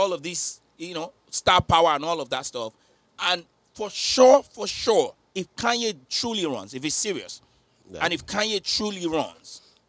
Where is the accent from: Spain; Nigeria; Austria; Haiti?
Nigeria; As a Nigerian sister, designing it.